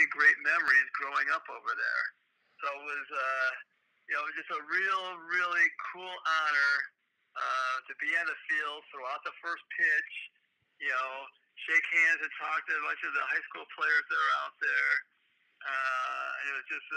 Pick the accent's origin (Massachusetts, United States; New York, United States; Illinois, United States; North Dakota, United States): Illinois, United States; Chicago; I grew up on the Southside